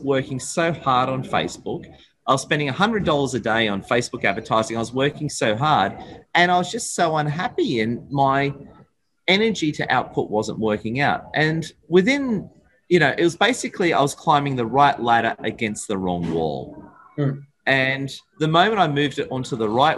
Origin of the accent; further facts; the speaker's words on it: Sydney, New South Wales, Australia; I'm from Sydney, Australia